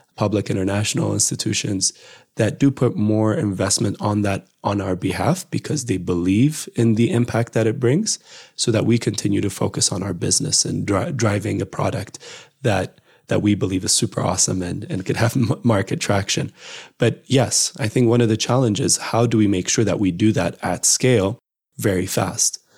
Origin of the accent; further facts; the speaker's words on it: Addis Ababa, Ethiopia; moved away as an adult; also born or lived in United States; my hometown of Addis